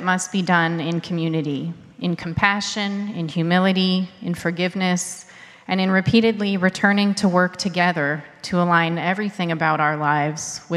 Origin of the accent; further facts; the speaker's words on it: Pittsburgh, Pennsylvania, United States; I was raised Unitarian Universalist in Pittsburgh, Pennsylvania.